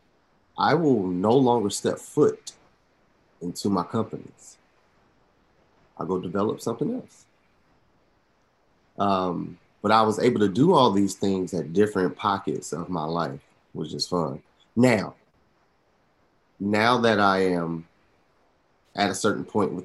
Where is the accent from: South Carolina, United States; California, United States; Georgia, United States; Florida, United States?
Georgia, United States; Atlanta; born and raised in Atlanta, College Park.